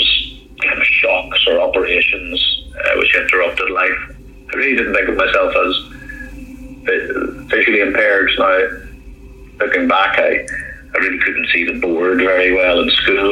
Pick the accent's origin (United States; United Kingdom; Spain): United Kingdom; Holywood, Northern Ireland; moved away as an adult; I grew up in Northern Ireland, just in a place called Hollywood